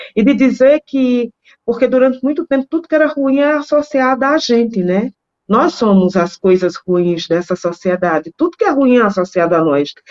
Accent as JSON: {"language": "Portuguese", "region": "Northeast Region", "country": "Brazil", "said": "Eu sou nordestina"}